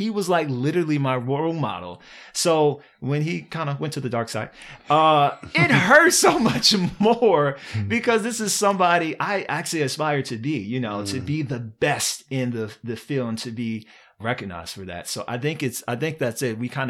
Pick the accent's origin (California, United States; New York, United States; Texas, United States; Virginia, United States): Virginia, United States; And first of all, I'm from Virginia.